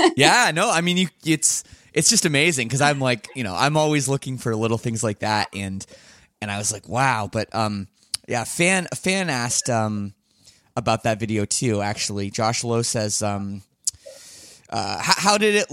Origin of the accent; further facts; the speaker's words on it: Canada; being Canadian